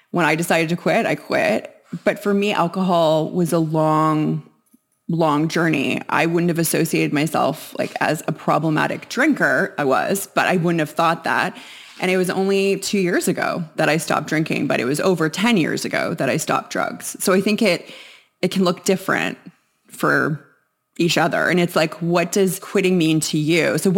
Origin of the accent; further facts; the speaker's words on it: Winnipeg, Manitoba, Canada; born there; I was born in Winnipeg, Manitoba, and I grew up moving around quite a bit in my childhood and then more again as a teenager.